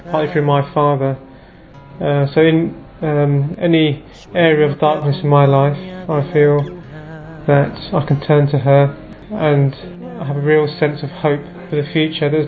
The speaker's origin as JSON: {"language": "English", "region": "England", "country": "United Kingdom", "said": "Uh, I'm from England."}